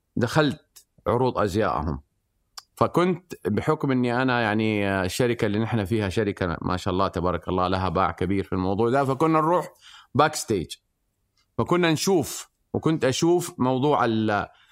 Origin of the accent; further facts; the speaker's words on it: Mecca, Makkah Province, Saudi Arabia; انا من من سكان مكه ووالدي كان آه، بايع خبز او عندنا مخبز وعندنا محل فول